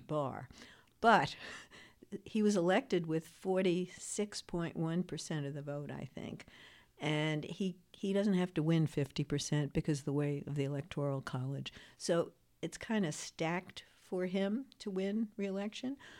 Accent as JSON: {"language": "English", "town": "New York City", "region": "New York", "country": "United States", "said": "I'm from Queens, New York"}